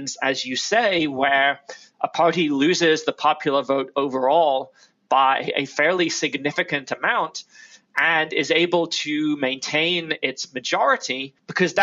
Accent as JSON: {"language": "English", "region": "Florida", "country": "United States", "said": "My home state of Florida"}